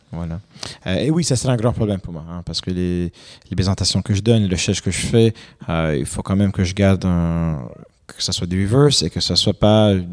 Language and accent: French; Quebec, Canada; je suis canadien, je, suis, pas, je suis québécois, je suis pas français